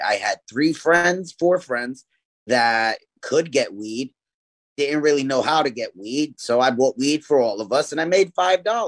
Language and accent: English; New York City, New York, United States; I grew up in East New York, Brooklyn